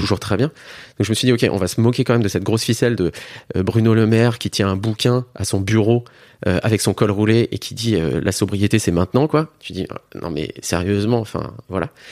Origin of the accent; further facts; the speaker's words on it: Metz, Grand Est, France; Je suis originaire de Metz